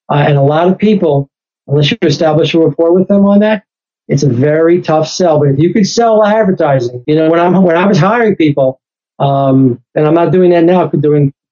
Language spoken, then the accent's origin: English; New York, United States; And, and again, I'm from New York. I was there in 911. I was there in New York City.